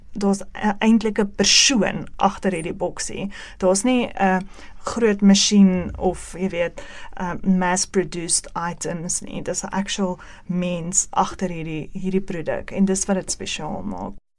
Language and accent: Afrikaans; Ventersdorp, North West, South Africa; moved away as an adult; now in Benoni, South Africa; Ek is van 'n baie baie klein dorpie af wat niemand seker nog van gehoor het nie, um, in die Noordweste provinsie Ventersdorp. Ek is daar gebore en grootgeword